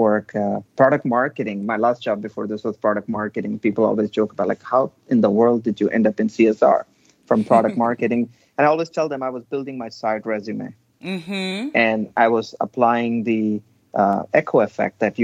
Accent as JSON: {"language": "English", "country": "India", "tie": "born or raised there", "moved": "yes", "lives_now": "Texas, United States", "said": "I was born and raised in India, but this is home"}